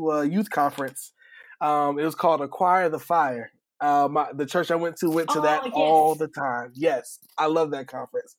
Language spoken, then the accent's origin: English; New Haven, Connecticut, United States; I grew up in New Haven, Connecticut